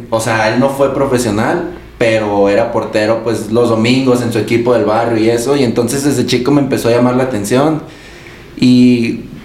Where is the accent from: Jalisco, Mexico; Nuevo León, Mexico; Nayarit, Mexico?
Jalisco, Mexico; Guadalajara; yo soy de Guadalajara.